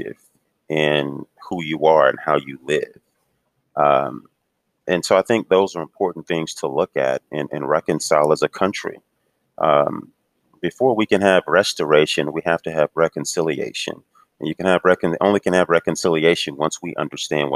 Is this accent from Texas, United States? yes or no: yes; Houston, Texas, United States; moved away; I grew up in Houston, actually